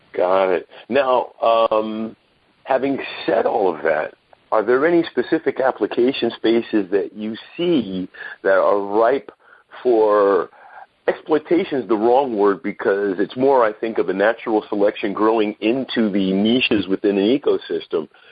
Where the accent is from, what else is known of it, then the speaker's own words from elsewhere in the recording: New York City, New York, United States; also born or lived in Brooklyn, New York; I'm a Brooklynite, grew up in Queens, uh, New York State.